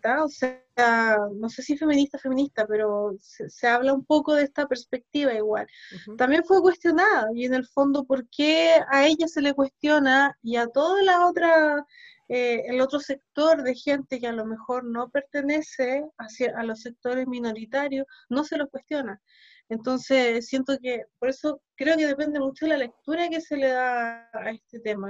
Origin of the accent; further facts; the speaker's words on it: Chile; also born or lived in Ukraine / Sweden; Yo acá llegué chica igual, yo acá llegué como a los siete años